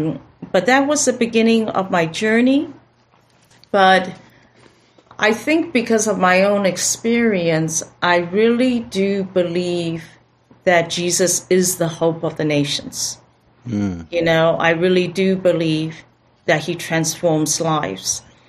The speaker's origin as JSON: {"language": "English", "town": "Mbabane", "region": "Hhohho", "country": "Eswatini", "tie": "born or raised there", "also_born_or_lived": "Taiwan / Philippines", "said": "But I was born in Taiwan, so I'm Taiwanese, and my father was a diplomat for Taiwan, so I grew up in the nations. As a little kid, was in Philippines, but had most of my primary school education in Mbabane, Swaziland, which is now Eswatini."}